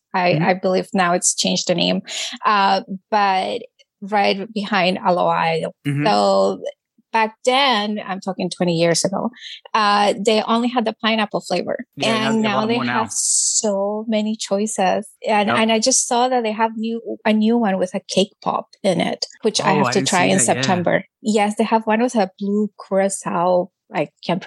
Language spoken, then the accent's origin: English; Peru; moved away as an adult; I was born and raised in Peru